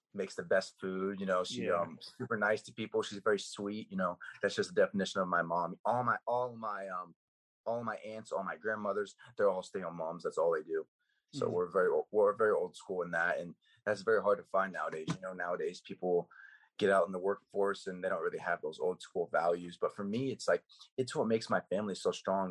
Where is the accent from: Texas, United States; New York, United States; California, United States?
Texas, United States; Plano; also born or lived in Allen, Texas; I was born in Plano